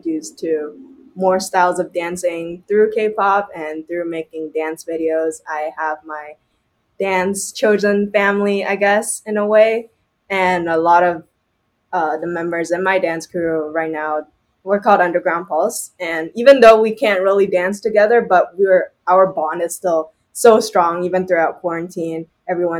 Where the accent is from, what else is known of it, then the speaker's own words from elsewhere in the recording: Shanghai, China; now in Toronto, Canada; I grew up in Shanghai before, and my mom is Shanghainese